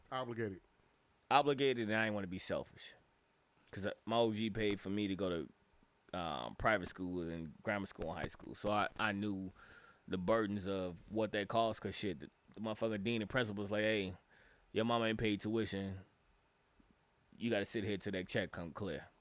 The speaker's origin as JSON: {"language": "English", "town": "Chicago", "region": "Illinois", "country": "United States", "said": "When I was mean mugging, because I was from Chicago, was people when people said hello and good morning in the morning."}